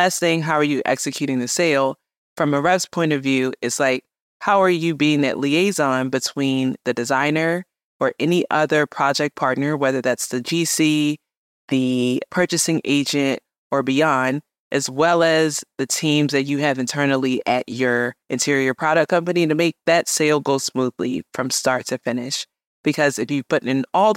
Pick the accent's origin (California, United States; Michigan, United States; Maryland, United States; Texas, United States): Maryland, United States; Baltimore; also born or lived in New York City; came back to my hometown of Baltimore